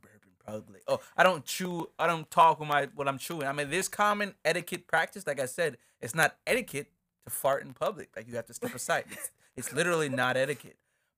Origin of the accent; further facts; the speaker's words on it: Jamaica; now in United States; Let's get into growing up emo and being Jamaican. What is that? Check it out. So so we obviously spoke about moving from Jamaica to upstate New York and how much of a culture switch that was.